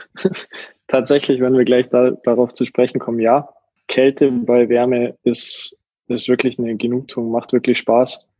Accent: near Garmisch-Partenkirchen, Bavaria, Germany; moved away as an adult; also born or lived in Munich; now in Mannheim, Germany; gebürtig aus Bayern, äh, Nähe Garmisch-Partenkirchen und dann jetzt die letzten Jahre wohnhaft in München gewesen

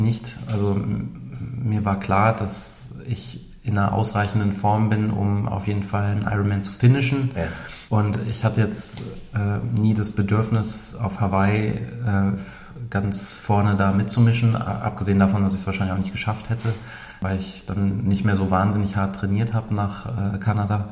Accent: Ruhr area, North Rhine-Westphalia, Germany; now in Munich, Germany; Ich komme aus dem Ruhrgebiet

